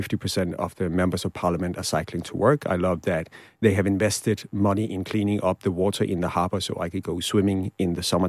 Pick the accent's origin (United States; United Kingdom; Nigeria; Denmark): Denmark